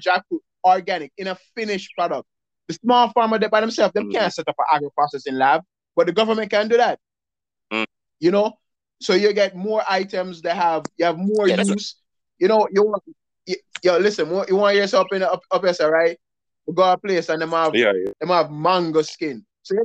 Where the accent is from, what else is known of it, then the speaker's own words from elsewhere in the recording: Jamaica; we're Jamaican